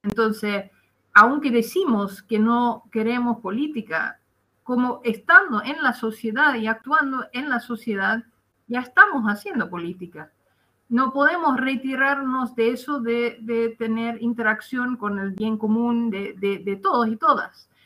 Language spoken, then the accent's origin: Spanish; Netherlands; Spanish is a second language; moved away as an adult; now in Chile; soy eh, holandesa de origen